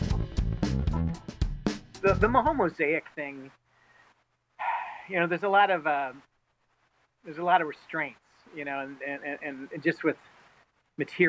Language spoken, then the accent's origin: English; Detroit, Michigan, United States; moved away as an adult; now in Chicago, United States; I'm originally from Detroit